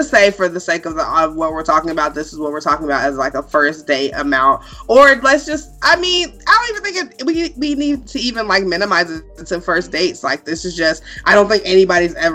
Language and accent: English; Illinois, United States; now in Nevada, United States; I'm also from Illinois